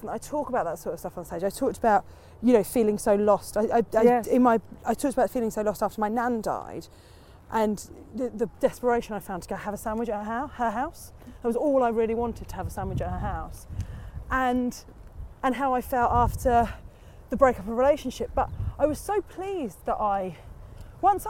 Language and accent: English; Portsmouth, South East England, United Kingdom; I'm from Portsmouth. Like that, that's still, I'm still from Pompey